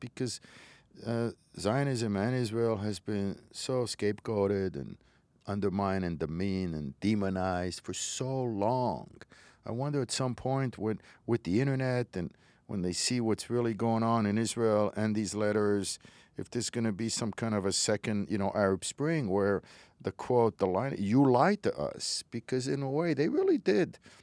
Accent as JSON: {"language": "English", "country": "Morocco", "tie": "born or raised there", "moved": "yes", "said": "I was born in Morocco, was raised in Morocco"}